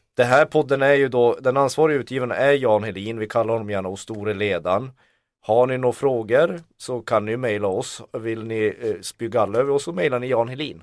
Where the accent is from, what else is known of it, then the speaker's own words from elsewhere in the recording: Kiruna, Norrbotten County, Sweden; Jag kommer från Kiruna